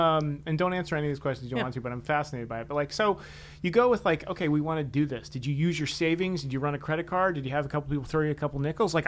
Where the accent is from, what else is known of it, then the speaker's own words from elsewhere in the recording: Washington, District of Columbia, United States; when I grew up in Washington